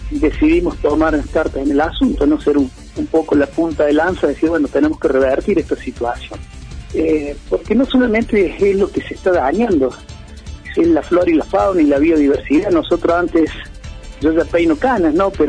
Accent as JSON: {"language": "Spanish", "town": "Embalse", "region": "Córdoba", "country": "Argentina", "tie": "born or raised there", "said": "Y yo soy criado y nacido de Embalse. Y antes y ahora me pongo en embalseño, ¿no? Más allá que soy el jefe de los bomberos, sobre todo soy embalseño, ¿no?"}